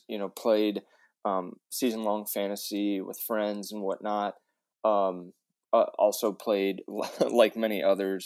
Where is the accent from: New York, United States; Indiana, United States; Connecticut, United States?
Indiana, United States; I grew up in Indiana, so I've been playing basketball since I could walk